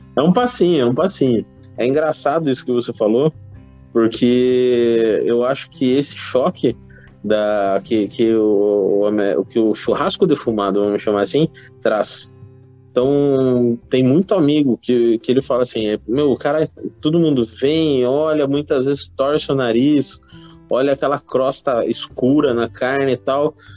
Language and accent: Portuguese; Brazil; Nós, como brasileiros, a gente sabe que a gente é um povo curioso